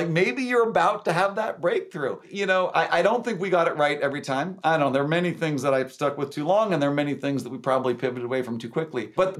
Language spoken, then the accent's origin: English; California, United States; also born or lived in Washington; I was born in Washington, grew up in California, and went to Stanford as an undergrad.